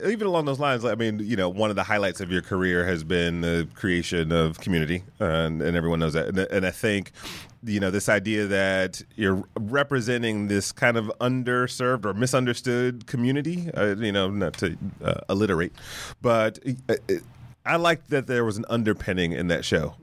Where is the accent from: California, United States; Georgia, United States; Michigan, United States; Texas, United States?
Michigan, United States; Detroit; me growing up in Detroit